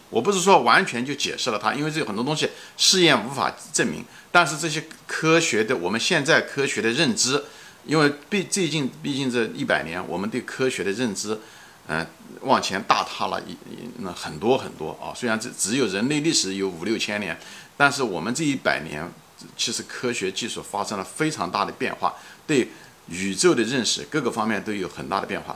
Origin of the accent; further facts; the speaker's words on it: China; 我们中国人很多人都是无神论者